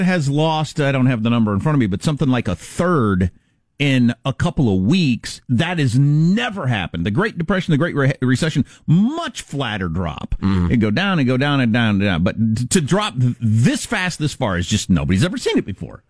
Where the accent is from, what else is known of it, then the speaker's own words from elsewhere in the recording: Kansas, United States; moved away; in Kansas, my, my home state